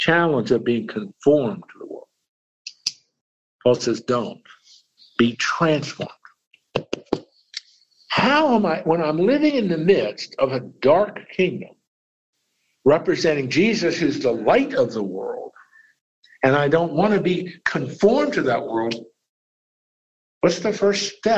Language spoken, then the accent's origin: English; Lancaster County, Pennsylvania, United States; I grew up in Lancaster County, Pennsylvania.